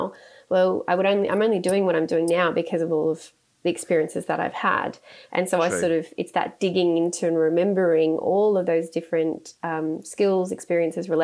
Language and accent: English; Sydney, New South Wales, Australia; I grew up in the Sutherland Shire of Sydney, so I'm a Shire girl from way back